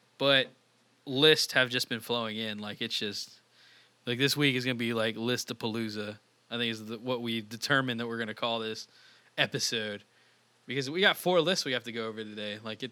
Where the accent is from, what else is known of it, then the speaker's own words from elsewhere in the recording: Texas, United States; I'm out of Texas.